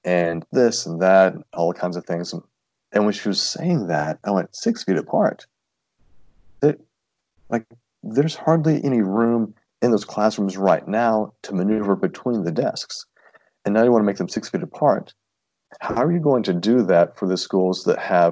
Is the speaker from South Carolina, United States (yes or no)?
no; Tennessee, United States; moved away; I'm from Tennessee, very small town of about 4,000 people